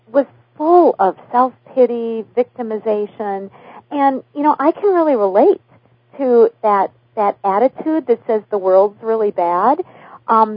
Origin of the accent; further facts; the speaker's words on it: Minnesota, United States; I was raised in what in Minnesota we call the dysfunctional family system